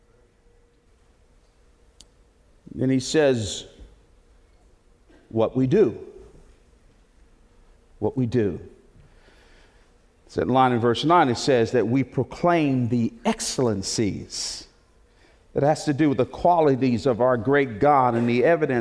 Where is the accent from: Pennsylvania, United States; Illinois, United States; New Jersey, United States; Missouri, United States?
New Jersey, United States; Newark; also born or lived in Plainfield, New Jersey; I was born and raised in Newark, New Jersey, first 12 years of my life, and then we moved to Plainfield, New Jersey